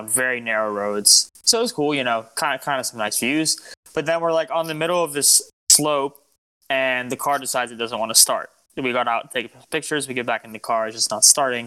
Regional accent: Lebanon; I'm Lebanese, me and … are Lebanese

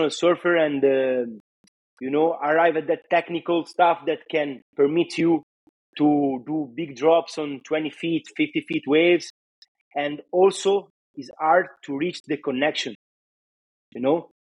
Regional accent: Varazze, Liguria, Italy; English is a second language; where I belong, you know, in Italy, in Varazze

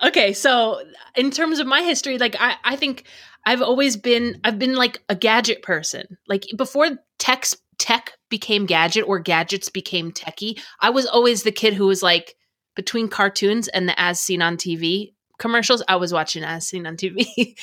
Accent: United States; I grew up in America.

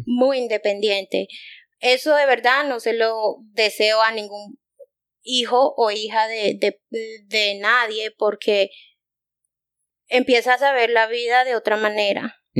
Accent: United States; also born or lived in Bogotá, Colombia; fui criada en Estados Unidos, no me creo americana

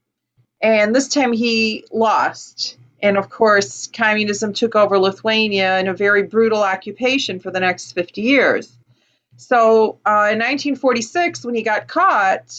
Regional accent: Chicago, Illinois, United States; I grew up in Chicago, 1960s

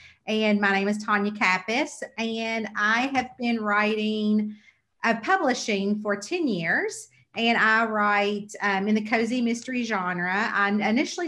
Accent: Kentucky, United States; I'm from Kentucky

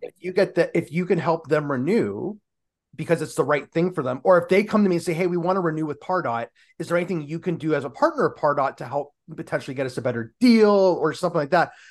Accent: Canada; We're Canadian

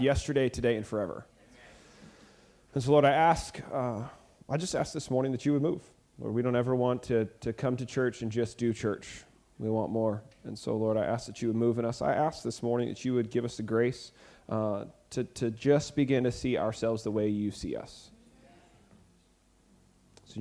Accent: Abilene, Texas, United States; we're from Abilene

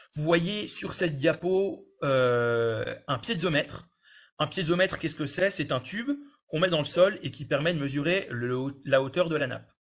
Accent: France; chez nous en France

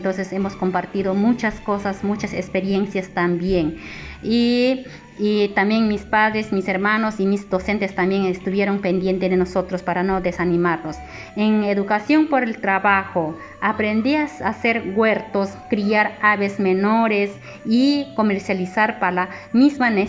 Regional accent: Imaza, Bagua, Amazonas, Peru; Soy del departamento de Amazonas, provincia Bagua, distrito Imasa. Soy del colegio Nazaret

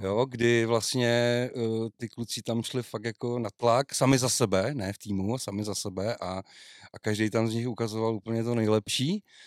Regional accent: Český Krumlov, South Bohemian Region, Czechia; mistrovství světa muškaření prostě je u nás v Krumlově

